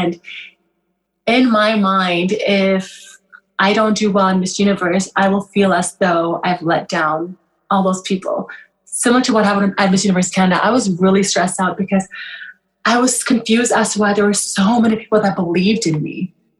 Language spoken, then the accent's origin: English; Kenya; born there; I was born in Kenya. So what happened was there was a civil war in Sudan at the time. My mother fled to Kenya.